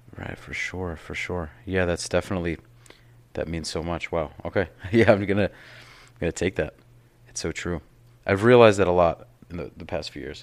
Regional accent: New York, United States; now in South Florida, United States; I'm from New York

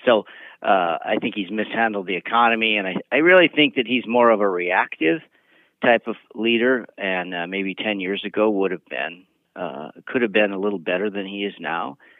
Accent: Montana, United States; I've dealt with similar issues in the state of, of Montana

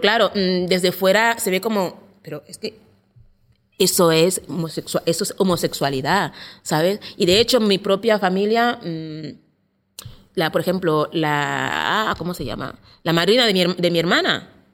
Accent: Equatorial Guinea; now in Barcelona, Spain; de Guinea Ecuatorial. Eh, llevo en España más o menos 12 años

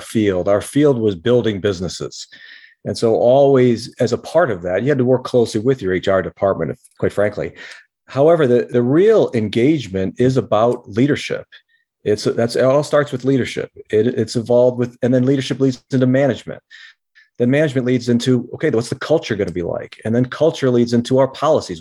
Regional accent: Rochester, New York, United States; we grew up in the Rochester, New York area, upstate New York

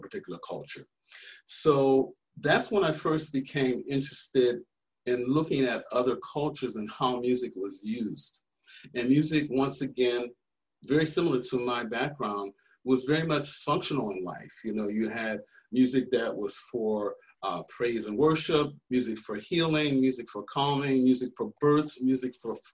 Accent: Michigan, United States; moved away as an adult; also born or lived in Bloomington, Indiana; I grew up in Michigan

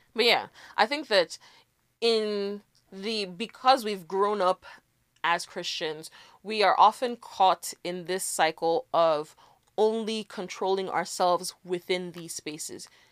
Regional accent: Nigeria; as a Nigerian

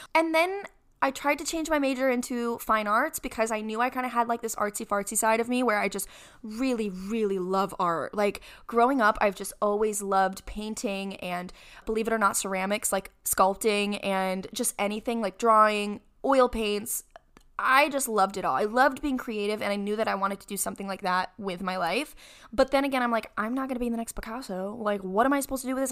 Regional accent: Rochester, New York, United States; I'm from Rochester, New York. That's where I was born and raised.

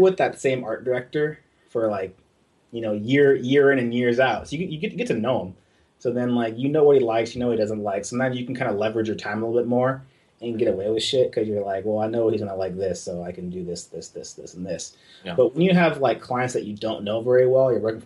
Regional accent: California, United States; growing up in California all my life

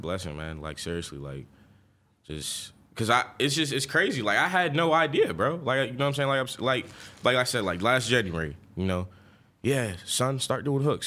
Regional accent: Lawrenceville, Georgia, United States; also born or lived in Flint, Michigan / Atlanta; I'm born in Flint, Michigan. I left Flint, Michigan when I was seven and then went straight to Lawrenceville, Georgia

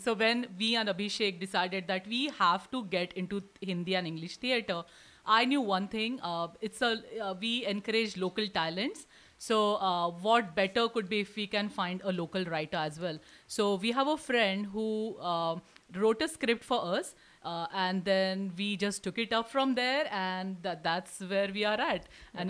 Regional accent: Houston, Texas, United States; So we are all from Houston, and it's just been fantastic experience.

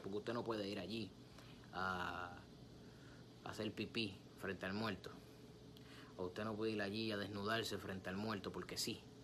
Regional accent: Puerto Rico; bochinche, como decimos en mi país, Puerto Rico

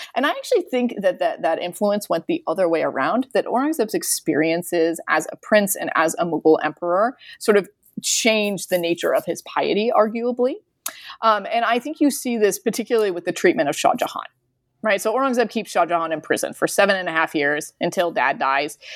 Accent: United States; I'm an American

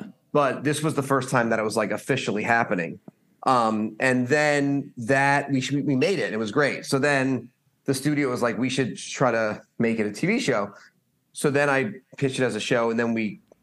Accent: Stamford, Connecticut, United States; also born or lived in Boston; now in Los Angeles, United States; I'm from Stamford, Connecticut

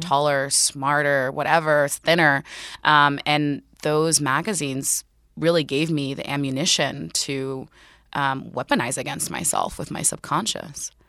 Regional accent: Newark, New Jersey, United States; I grew up fifteen minutes outside of Newark, New Jersey

